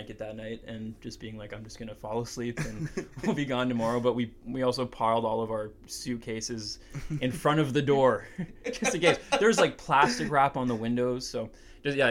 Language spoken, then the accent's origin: English; Canada; we're from Canada